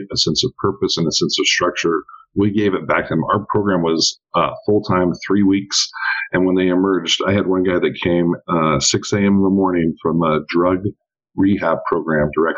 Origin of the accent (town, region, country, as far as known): Eastern Oregon, United States; born or raised there; now in Dallas, United States